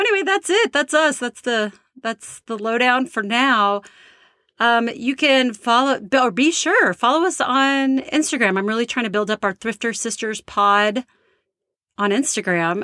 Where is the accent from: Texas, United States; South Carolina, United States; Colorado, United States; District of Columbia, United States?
Texas, United States; moved away as an adult; now in Charlottesville, United States; We are from Texas